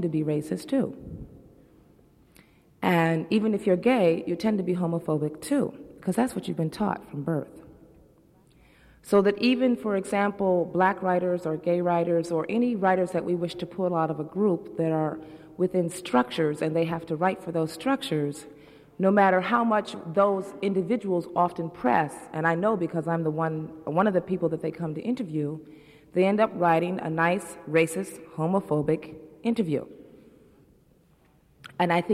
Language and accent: English; United States; I'm an American. I went to American schools, and I graduated. I've lived in America all my life